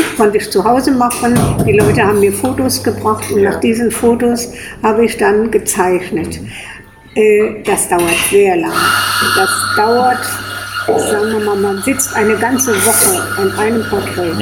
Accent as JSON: {"language": "German", "town": "Brohl-Lützing", "region": "Rhineland-Palatinate", "country": "Germany", "tie": "born or raised there", "also_born_or_lived": "Kleve, North Rhine-Westphalia / Namedy", "lives_now": "Koblenz, Germany", "said": "ich bin in Kleve am Niederrhein geboren. Ja. Und bin dann in Brohl am Rhein aufgewachsen"}